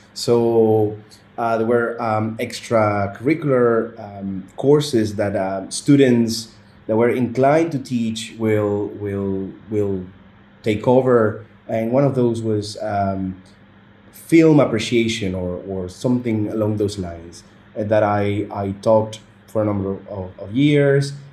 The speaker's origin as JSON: {"language": "English", "country": "Venezuela", "moved": "as an adult", "lives_now": "Qatar", "said": "my home country Venezuela"}